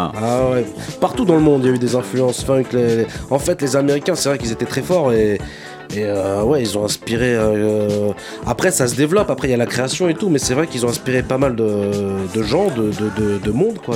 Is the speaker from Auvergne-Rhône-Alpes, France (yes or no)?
no; Saint-Denis, Île-de-France, France; j'ai grandi. J'ai grandi dans un quartier à Saint-Denis. Je viens de Saint-Denis